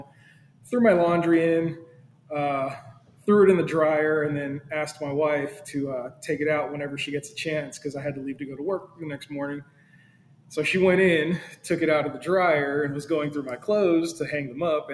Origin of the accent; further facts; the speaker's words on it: San Diego, California, United States; moved away as an adult; now in Norfolk, United States; I'm originally from California, San Diego area, and I ended up moving to Norfolk area here in Virginia